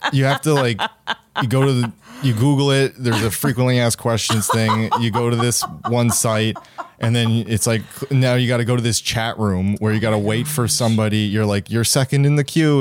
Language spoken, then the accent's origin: English; Sydney, Nova Scotia, Canada; moved away; Sydney, my hometown